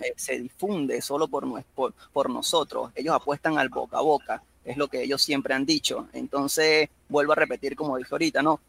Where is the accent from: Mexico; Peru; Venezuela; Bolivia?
Venezuela; yo soy acá de Venezuela